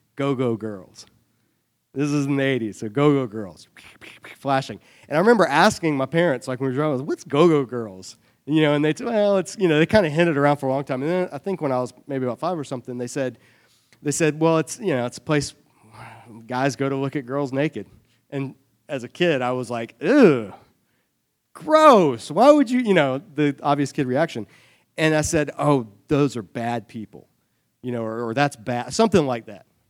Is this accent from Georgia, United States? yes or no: yes; Savannah, Georgia, United States; I grew up in Savannah, Georgia.